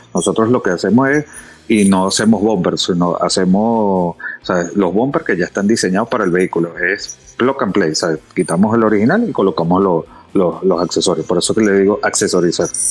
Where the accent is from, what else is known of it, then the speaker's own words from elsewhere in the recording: Venezuela; moved away as an adult; now in Dominican Republic; ya tengo desde el año 2010 que me mudé a República Dominicana. Ya yo nací en Venezuela, pero pues ya me hice dominicano